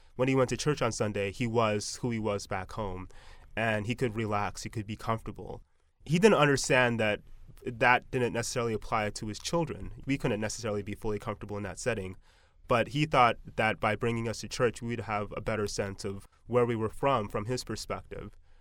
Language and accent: English; United States; also born or lived in Texas; I was born and raised in America, and even though my parents are from Nigeria